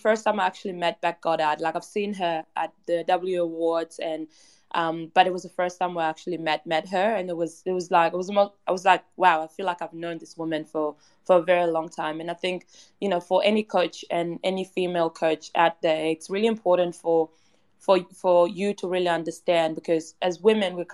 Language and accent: English; Perth, Western Australia, Australia; also born or lived in Kenyan refugee camp, Kenya; now in Melbourne, Australia; I grew up in Perth, and I grew up a massive West Coast fan.